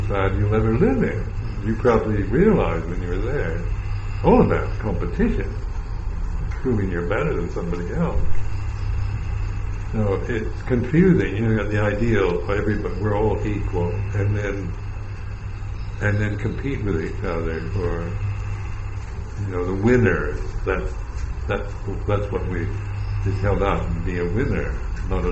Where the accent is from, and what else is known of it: United States